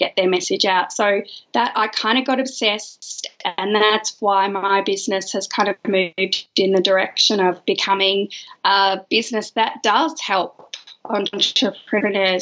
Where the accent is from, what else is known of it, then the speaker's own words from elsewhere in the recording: Perth, Western Australia, Australia; now in Melbourne, Australia; I am an Australian girl who lives in Melbourne, but I'm from Perth originally.